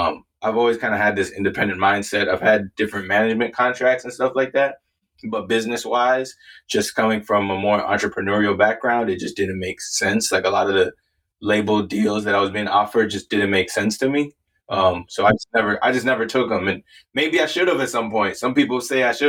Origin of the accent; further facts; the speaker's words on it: Minnesota, United States; also born or lived in Canada / Wisconsin; moved out of Canada, moved all over like the Midwest, like Wisconsin, Minnesota, and then grew up in Minnesota